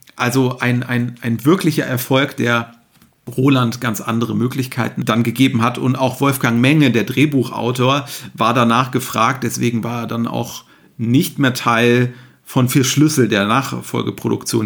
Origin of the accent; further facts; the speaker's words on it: Hamburg, Germany; für mich hier als Hamburger vor der Haustür